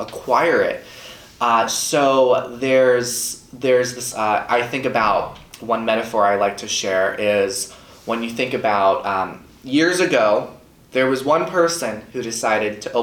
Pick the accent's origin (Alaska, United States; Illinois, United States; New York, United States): New York, United States; Long Island; I grew up on Long Island, New York